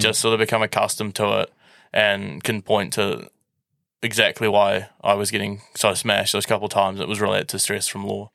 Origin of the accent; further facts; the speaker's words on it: Auckland, New Zealand; I moved schools from McLean's and I got scholarship to Saint Kitts to do it with the aim of winning the Māori Cup.